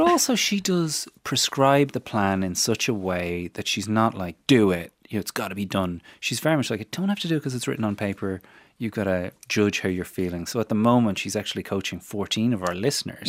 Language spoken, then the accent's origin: English; Newbridge, Leinster, Ireland; my hometown of Newbridge